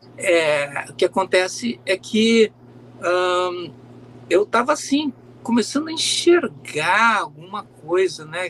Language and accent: Portuguese; Porto Alegre, Rio Grande do Sul, Brazil; also born or lived in Montenegro, Rio Grande do Sul; na adolescência, que eu comecei a conviver eu me mudei de Montenegro para Porto Alegre